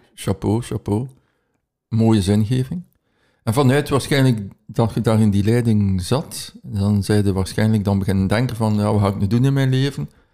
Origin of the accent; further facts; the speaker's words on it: Ghent, Flanders, Belgium; uit Gent